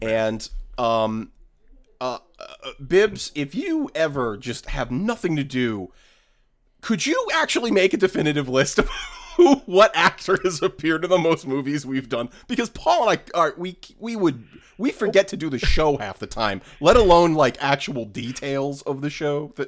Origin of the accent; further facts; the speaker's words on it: New England, United States; now in Los Angeles, United States; I am I am from New England